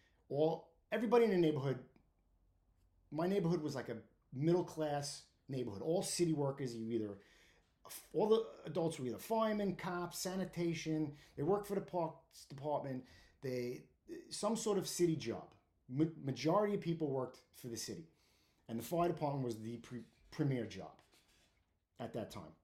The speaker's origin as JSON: {"language": "English", "town": "New York City", "region": "New York", "country": "United States", "tie": "born or raised there", "said": "I grew up in Brooklyn. I grew up on 8th Avenue between Windsor Place and Prospect Avenue in Park Slope / Windsor Terrace"}